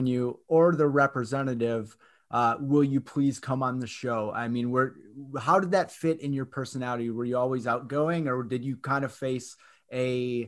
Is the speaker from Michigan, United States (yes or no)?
yes; Michigan, United States; Growing up in Michigan